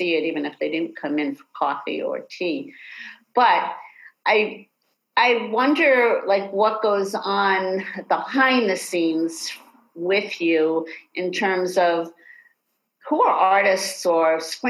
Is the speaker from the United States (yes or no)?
yes; New York City, New York, United States; born or raised there; moved away as an adult; also born or lived in Manhattan; now in Los Angeles, United States